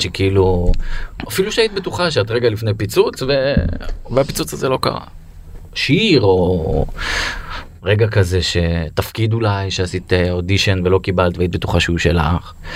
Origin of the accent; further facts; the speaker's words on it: Beersheba, Southern District, Israel; אני גדלתי בבית ספר בבאר שבע